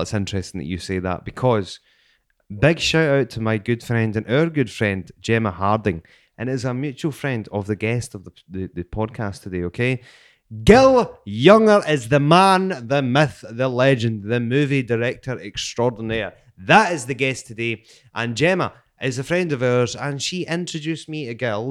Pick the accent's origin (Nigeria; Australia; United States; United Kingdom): United Kingdom; Scotland; I'm from Bonnie, Scotland.